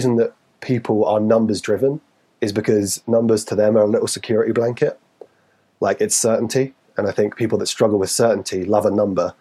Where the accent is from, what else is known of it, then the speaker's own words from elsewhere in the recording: Newcastle upon Tyne, North East England, United Kingdom; accent: Geordie; I'm from Newcastle